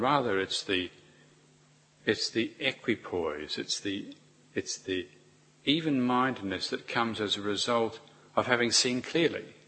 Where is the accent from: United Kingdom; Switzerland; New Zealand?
New Zealand; as a New Zealander